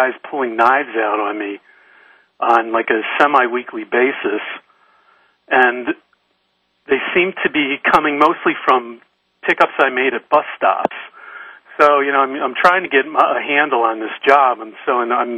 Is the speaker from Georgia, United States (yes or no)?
no; Detroit, Michigan, United States; moved away as an adult; now in San Francisco, United States; I grew up in Detroit